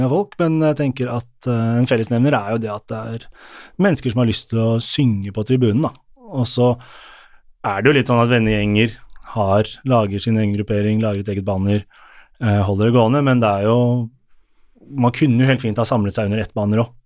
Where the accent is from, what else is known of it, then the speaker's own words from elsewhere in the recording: Oslo, Norway; jeg er oppvokst på Oslo øst